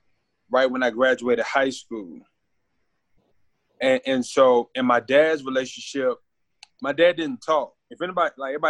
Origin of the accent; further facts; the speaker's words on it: Richmond, Virginia, United States; now in Las Vegas, United States; I'm from Richmond, Virginia, born and raised. Currently reside in Las Vegas. So I'm out here West Coast living, you know, Vegas chilling.